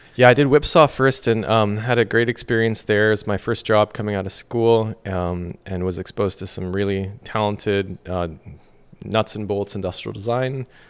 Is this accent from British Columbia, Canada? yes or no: yes; Vancouver, British Columbia, Canada; moved away as an adult; also born or lived in London / Silicon Valley; my hometown of Vancouver